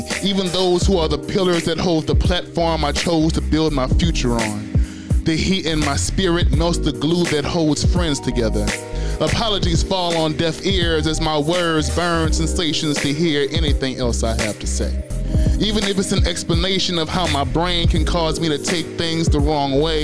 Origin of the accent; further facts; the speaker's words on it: Louisiana, United States; I'm originally from Louisiana